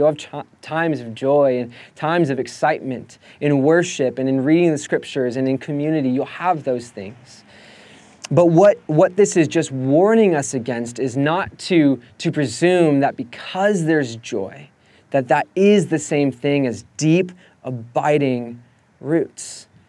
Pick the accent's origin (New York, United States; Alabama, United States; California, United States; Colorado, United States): California, United States; Escondido; Now, my family, I grew up in Escondido, and my mom loves to have her orchard.